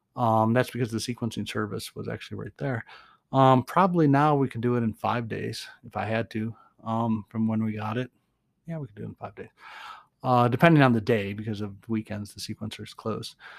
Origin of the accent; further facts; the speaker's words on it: Boston, Massachusetts, United States; now in Nevada, United States; I'm from Boston